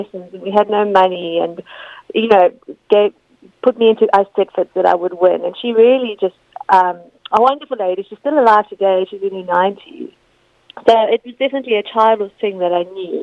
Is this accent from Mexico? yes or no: no; South Africa; moved away as an adult; also born or lived in Leicester, United Kingdom; now in United Kingdom; I moved to South Africa, and I did sort of I grew up there